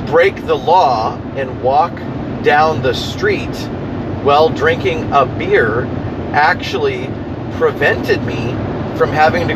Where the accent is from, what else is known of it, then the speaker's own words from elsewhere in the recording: Ontario, Canada; also born or lived in London, Ontario; now in River Hebert, Nova Scotia, Canada; we're from Ontario